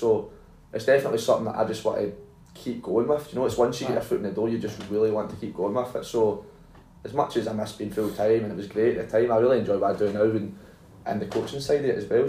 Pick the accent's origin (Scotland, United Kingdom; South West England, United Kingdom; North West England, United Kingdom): Scotland, United Kingdom; Troon; I was from Troon